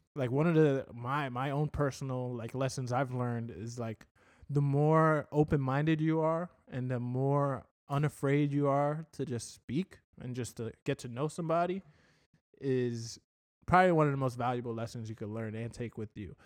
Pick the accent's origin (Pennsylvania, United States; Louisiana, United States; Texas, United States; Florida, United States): Florida, United States; Port Charlotte; now in Fort Myers, United States; I came from Port Charlotte in terms of, like, my high school